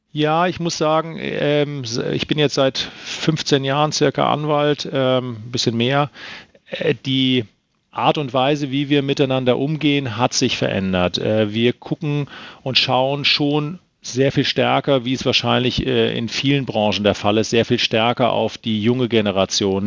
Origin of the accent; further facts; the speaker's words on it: Rhineland-Palatinate, Germany; moved away; Ich bin äh, in der Pfalz groß geworden